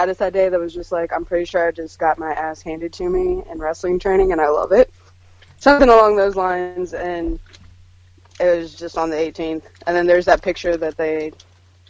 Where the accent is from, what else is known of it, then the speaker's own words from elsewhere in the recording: Springfield, Illinois, United States; growing up in Springfield, Illinois